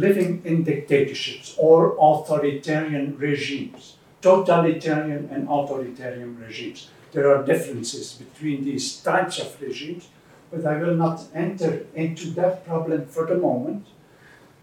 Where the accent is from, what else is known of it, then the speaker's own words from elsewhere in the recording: Belgium; moved away as an adult; now in Netherlands; I come from Belgium originally. I have been in the Netherlands for more than 30 years, but now originally I come from Belgium, from Ghent University